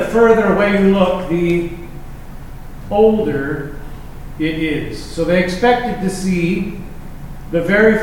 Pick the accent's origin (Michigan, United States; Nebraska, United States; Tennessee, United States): Nebraska, United States; Lincoln; I grew up in Lincoln Public Schools when I was a kid.